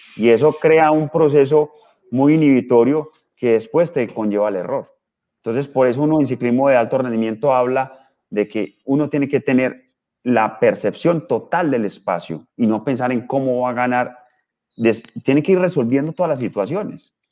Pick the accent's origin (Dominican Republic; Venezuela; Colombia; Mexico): Colombia; yo soy colombiano